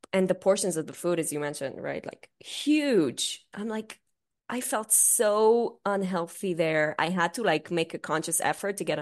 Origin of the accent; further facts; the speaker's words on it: Israel; English is a second language; I'm from Israel